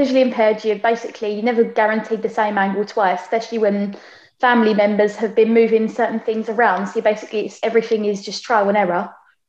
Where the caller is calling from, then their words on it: Basildon, East of England, United Kingdom; Yes, basically, I'm in Basildon, Essex, just zooming in from my living room